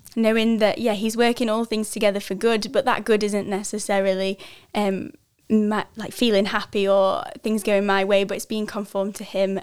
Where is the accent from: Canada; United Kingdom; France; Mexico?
United Kingdom; village near Lancaster, North West England; moved away as an adult; I'm from a little, uh, farming village in England called Quormut. Um, it's just outside of Lancaster in the northwest